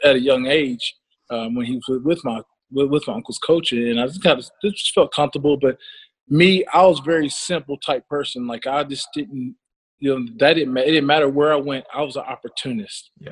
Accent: Ohio, United States; I'm from Ohio, as you know, and you know, I'm from Big Buck Country

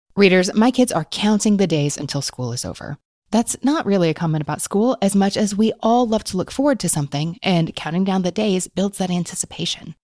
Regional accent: Kentucky, United States; I was born in Kentucky to parents who were born in Kentucky

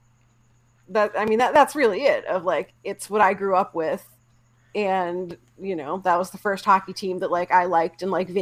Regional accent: outside of Pittsburgh, Pennsylvania, United States; I grew up outside of Pittsburgh in late 80s, early 90s

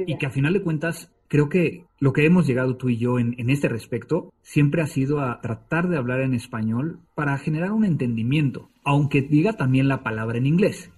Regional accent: Mexico City, Mexico; en el Distrito Federal de Ortografía cuando estaba en la secundaria

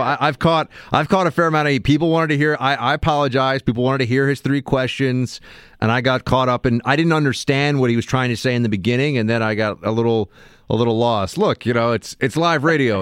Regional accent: New York City, New York, United States; somebody growing up in New York City

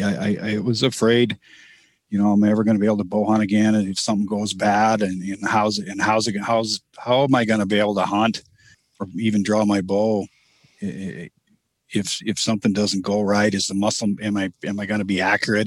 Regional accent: Minnesota, United States; also born or lived in Montana; now in Missoula, United States; I grew up in Minnesota, um, and I moved to Montana back in 1994

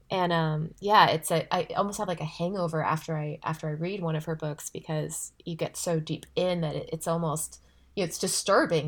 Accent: California, United States; I'm from California

